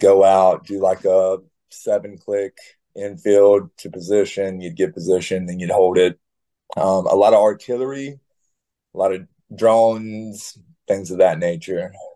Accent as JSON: {"language": "English", "region": "South Carolina and Texas", "country": "United States", "tie": "born or raised there", "also_born_or_lived": "Florida", "moved": "yes", "said": "I grew up in South Carolina and also Texas"}